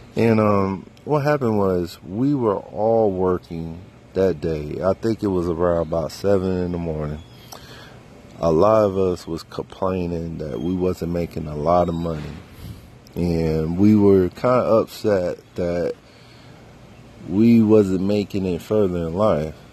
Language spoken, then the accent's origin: English; Fayetteville, North Carolina, United States; I grew up Fayetteville